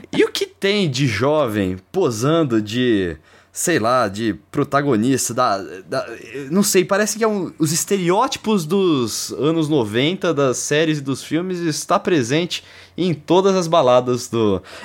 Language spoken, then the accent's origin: Portuguese; Brazil; moved away; eu não sou de São Paulo mesmo, velho. Eu cresci no interior.